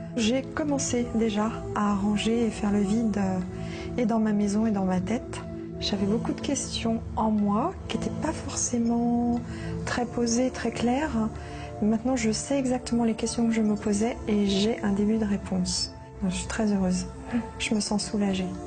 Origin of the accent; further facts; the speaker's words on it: Lyon, Auvergne-Rhône-Alpes, France; moved away as an adult; also born or lived in Pantin; now in Paris region, France; Nous avons déménagé et j'ai grandi à Lyon.